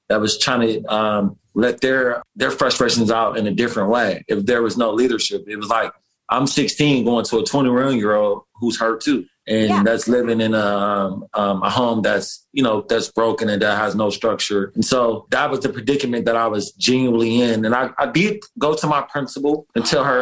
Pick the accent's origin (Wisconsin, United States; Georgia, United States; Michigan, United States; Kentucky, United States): Michigan, United States; Detroit; now in New York City, United States; Growing up in Detroit, Michigan